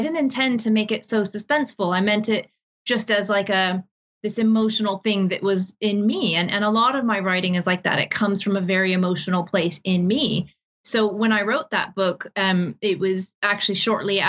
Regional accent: Seattle, Washington, United States; moved away as an adult; also born or lived in Ireland; now in London, United Kingdom; So I'm originally from Seattle. I was born and raised there.

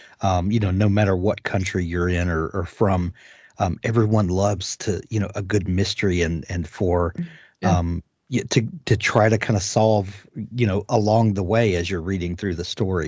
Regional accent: United States; as an American

